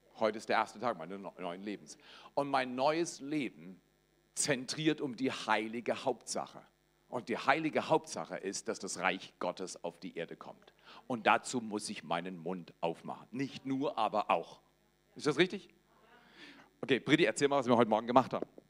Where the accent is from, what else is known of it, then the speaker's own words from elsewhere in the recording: Black Forest, Baden-Württemberg, Germany; Ich komme aus dem Schwarzwald, das ist in Baden-Württemberg, aber zuerst in Baden.